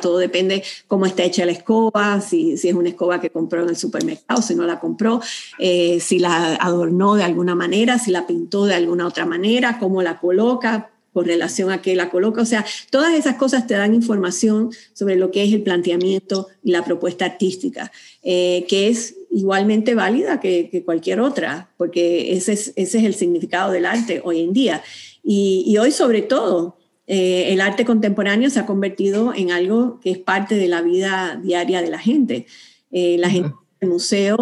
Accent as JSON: {"language": "Spanish", "country": "Puerto Rico", "moved": "as an adult", "lives_now": "Houston, United States", "said": "yo como puertorriqueña, es verdad que ya llevaba trabajando acá en Estados Unidos, pero como puertorriqueña ya he podido llegar a Houston"}